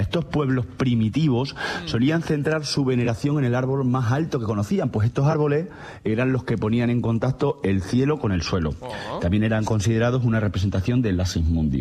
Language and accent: Spanish; Peraleda de la Mata, Extremadura, Spain; mi pueblo de Peraleda de la Mata